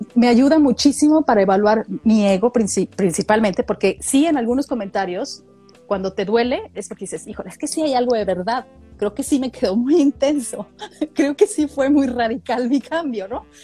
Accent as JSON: {"language": "Spanish", "country": "Mexico", "moved": "yes", "said": "como mexicana viviendo en el extranjero"}